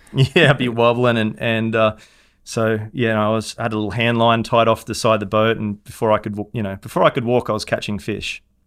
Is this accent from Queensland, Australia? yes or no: yes; Hervey Bay, Queensland, Australia; moved away as an adult; now in Jupiter, Florida, United States; Harbour in Harvey Bay, my hometown